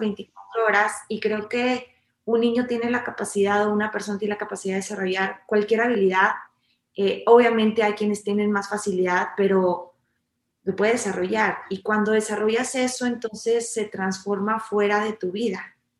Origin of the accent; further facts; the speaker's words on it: Mexico; nosotros como mexicanos